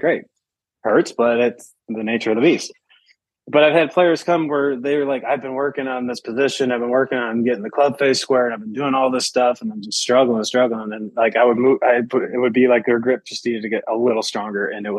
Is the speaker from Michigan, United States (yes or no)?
yes; Michigan, United States; I'm I'm from Michigan